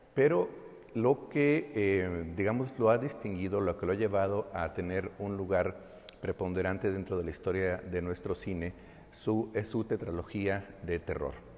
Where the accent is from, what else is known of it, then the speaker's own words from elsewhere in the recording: Mexico; nuestra esencia como mexicanos